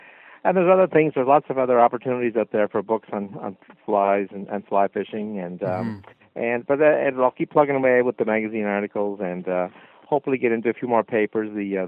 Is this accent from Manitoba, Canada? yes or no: no; Nova Scotia, Canada; from Cape Breton